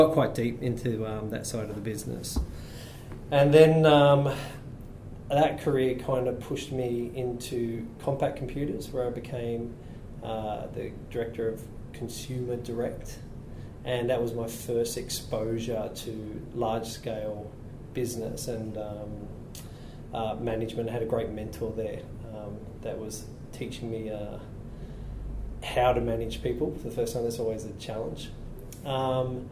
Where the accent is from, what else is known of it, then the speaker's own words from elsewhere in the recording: Blacktown, New South Wales, Australia; I grew up in Blacktown in Western Sydney